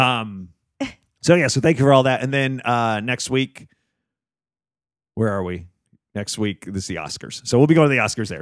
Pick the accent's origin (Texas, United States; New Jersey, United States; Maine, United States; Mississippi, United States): New Jersey, United States; born or raised there; moved away